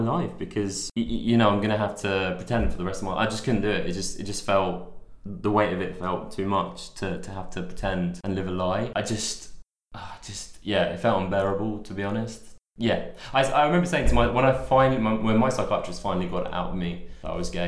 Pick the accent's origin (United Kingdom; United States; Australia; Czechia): United Kingdom; London; moved away as an adult; also born or lived in Manchester; I'm from London